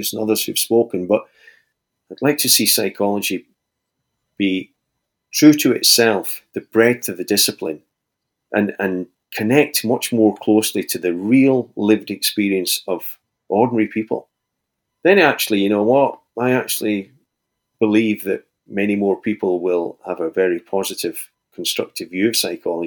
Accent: Scotland, United Kingdom; here in my hometown in Scotland

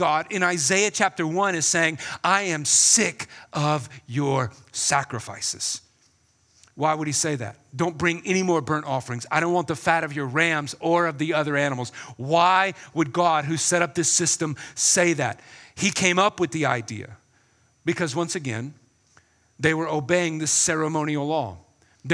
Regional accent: South Carolina, United States; my hometown in South Carolina

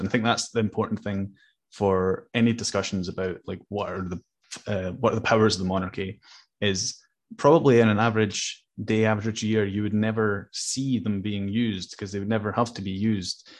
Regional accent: Hamburg, Germany; now in Scotland; I was born in Germany, so I, I'm also an adopted Scot in a way

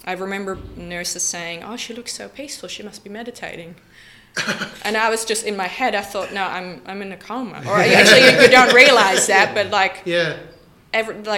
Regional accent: Netherlands; moved away as an adult; I'm originally from the Netherlands and I've moved here about 10 years ago

